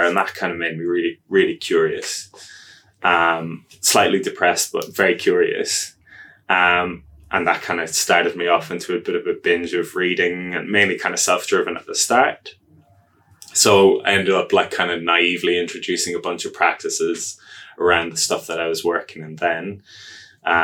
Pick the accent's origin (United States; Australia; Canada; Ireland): Ireland; moved away as an adult; now in Wellington, New Zealand; as you can hear from my accent, I'm not Wellington born and bred, slightly offshore. So I'm from Ireland